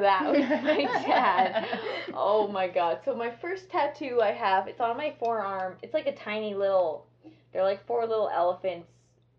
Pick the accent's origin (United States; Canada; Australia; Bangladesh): Canada; Edmonton, Alberta; now in Manitoba, Canada; I'm from Edmonton, so my parents live there, and luckily I'm here in Manitoba